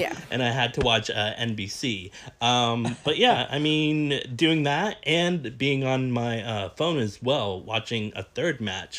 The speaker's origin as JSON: {"language": "English", "country": "United States", "said": "from what I see as an American"}